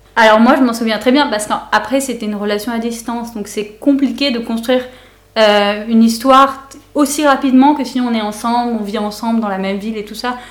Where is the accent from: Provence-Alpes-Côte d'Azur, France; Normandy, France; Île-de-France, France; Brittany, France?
Provence-Alpes-Côte d'Azur, France; Aix-en-Provence; moved away as an adult; now in Berlin, Germany; Aix-en-Provence, pour être plus précise